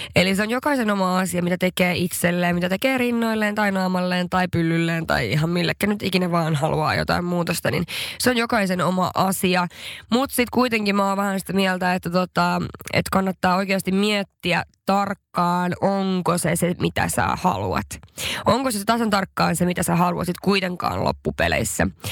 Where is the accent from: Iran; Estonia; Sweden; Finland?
Sweden; Haparanda, Norrbotten County; mä oon kotoisin Haaparannasta